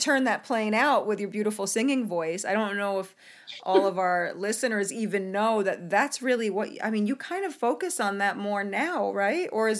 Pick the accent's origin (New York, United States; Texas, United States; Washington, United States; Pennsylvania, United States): New York, United States; moved away as an adult; now in Los Angeles, United States; I'm really a New Yorker, but my house in New York burned down, so I've been staying in LA.